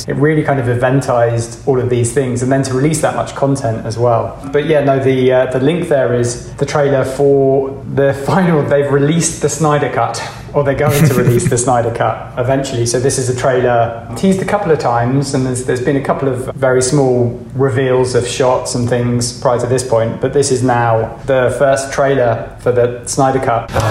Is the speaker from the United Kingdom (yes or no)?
yes; Reading, South East England, United Kingdom; I grew up in Reading, which is very, very far from San Dimas, California